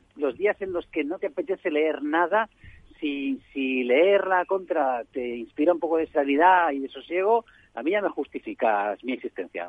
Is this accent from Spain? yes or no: yes; Barcelona, Catalonia, Spain; como barcelonés nativo